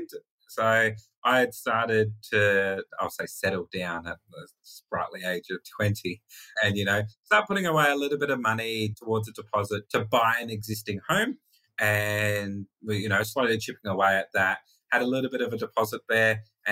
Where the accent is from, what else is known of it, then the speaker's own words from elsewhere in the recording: Darwin, Northern Territory, Australia; I'm actually born and raised in the Northern Territory, born and raised in Darwin